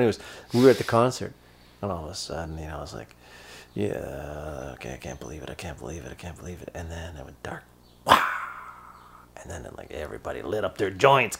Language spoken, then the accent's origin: English; Toronto, Ontario, Canada; They're from my hometown.